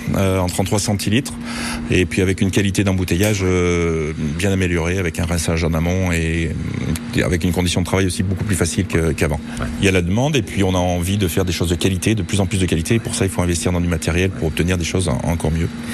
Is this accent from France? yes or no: yes; Auvergne-Rhône-Alpes, France; Je suis auvergnat